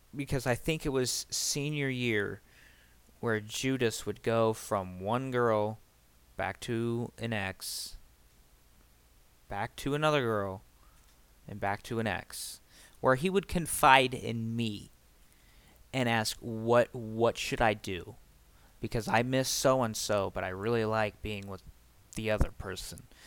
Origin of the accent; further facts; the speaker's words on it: Springfield, Ohio, United States; junior year where I moved away from Springfield altogether and started going to another high school. By the way, it's Springfield, Ohio, not Springfield, Illinois. I live in Ohio